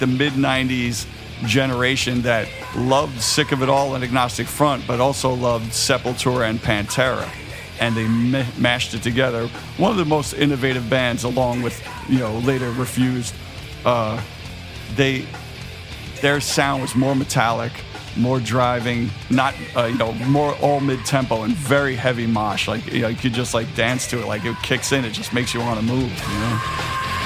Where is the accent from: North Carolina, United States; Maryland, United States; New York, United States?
New York, United States; New York City; growing up in Queens